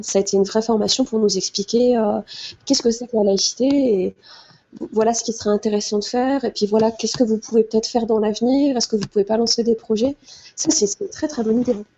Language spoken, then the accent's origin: French; Moselle, Grand Est, France; j'ai grandi en Moselle